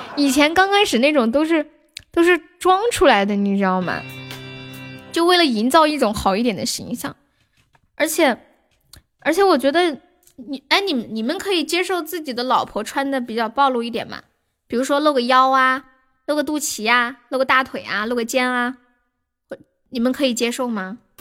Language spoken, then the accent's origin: Chinese; Nanchong, Sichuan, China; 我是四川南充的